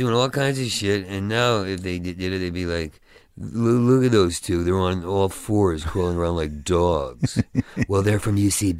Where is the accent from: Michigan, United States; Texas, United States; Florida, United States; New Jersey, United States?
New Jersey, United States; Oakhurst; I grew up in New Jersey.